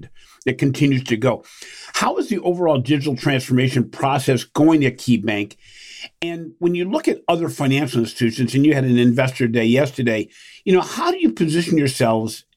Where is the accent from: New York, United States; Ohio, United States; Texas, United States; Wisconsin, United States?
Ohio, United States; Cleveland; my hometown of Cleveland, Ohio